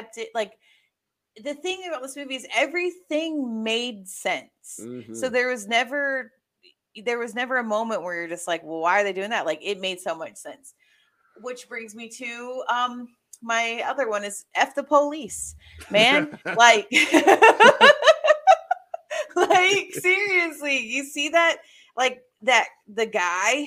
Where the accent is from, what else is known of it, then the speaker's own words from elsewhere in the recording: the South, United States; moved away; being a Southerner